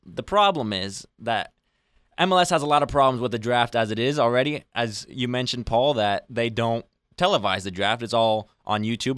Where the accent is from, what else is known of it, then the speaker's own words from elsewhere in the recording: Arizona, United States; moved away as an adult; now in Huntington, United States; I'm from Arizona